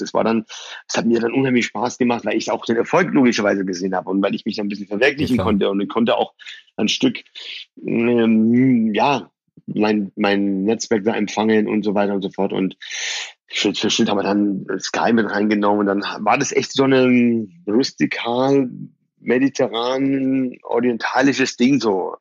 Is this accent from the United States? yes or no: no; Bayreuth, Bavaria, Germany; born or raised there; German is a second language; also born or lived in Iran